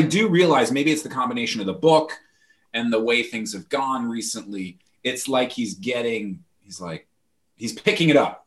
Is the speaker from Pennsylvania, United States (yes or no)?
no; Peekskill, New York, United States; now in Boston, United States; I, am from about an hour north of New York City, not far enough to call upstate, but Peekskill.